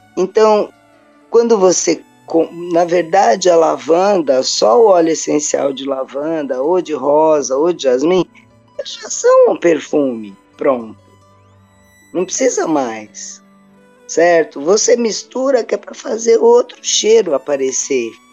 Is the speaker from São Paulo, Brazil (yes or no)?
yes; São Paulo, Brazil; moved away as an adult; now in Cambuquira, Brazil; eu sou de São Paulo